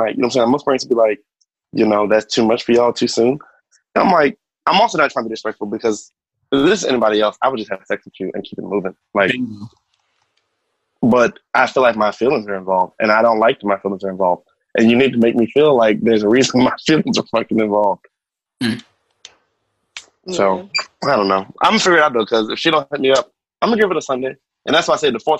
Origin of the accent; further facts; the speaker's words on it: New York, United States; I am from New York. I am Caribbean